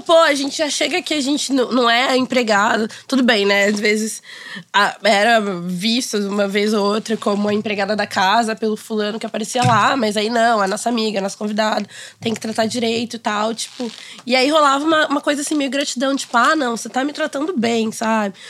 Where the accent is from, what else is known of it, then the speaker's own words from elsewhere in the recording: Rio de Janeiro, Brazil; Eu cresci em Ipanema e eu estudei a vida inteira, basicamente, não sei, uns, mais de dez anos no Notre Dame de Ipanema